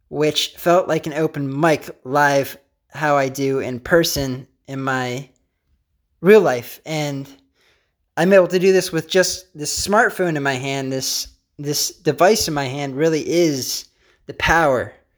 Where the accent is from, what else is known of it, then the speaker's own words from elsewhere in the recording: Pennsylvania, United States; I'm from Pennsylvania.